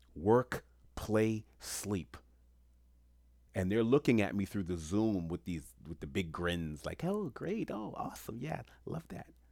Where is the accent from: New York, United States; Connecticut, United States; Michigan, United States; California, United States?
New York, United States; New York City; Where I grew up in Queens